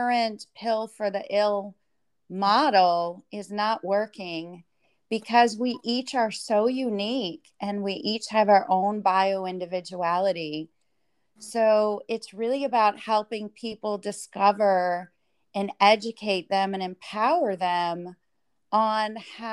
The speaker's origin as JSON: {"language": "English", "region": "New Hampshire", "country": "United States", "tie": "born or raised there", "moved": "as an adult", "said": "I was raised in New Hampshire"}